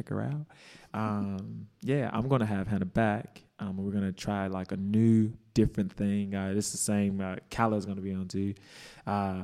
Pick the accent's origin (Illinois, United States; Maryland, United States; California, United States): Illinois, United States; Chicago; moved away; also born or lived in Mongolia; growing up in Chicago, like, and then like moving to Mongolia